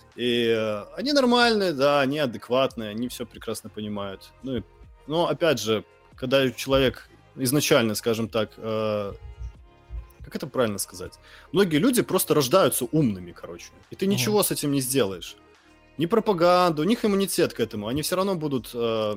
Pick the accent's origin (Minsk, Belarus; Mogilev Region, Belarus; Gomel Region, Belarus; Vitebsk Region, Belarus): Mogilev Region, Belarus; first language Russian; moved away; also born or lived in Kharkiv, Ukraine; Я родился в Украине в русскоязычном городе. Я э, вырос в Беларуси в русскоязычном городе